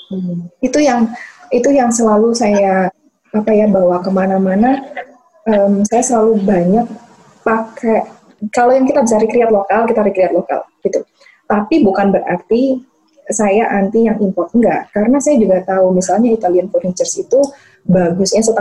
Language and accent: Indonesian; Yogyakarta, Special Region of Yogyakarta, Indonesia; uh, besar di Jogja um, jadi saya lihat seniman-seniman yang di Jogja